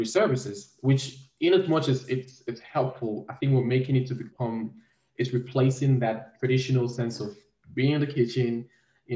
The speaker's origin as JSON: {"language": "English", "country": "Cameroon", "tie": "born or raised there", "moved": "yes", "said": "I'm originally from Cameroon"}